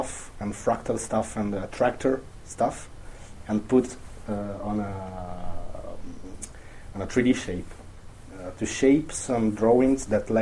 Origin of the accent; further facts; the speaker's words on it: Italy; I'm from Italy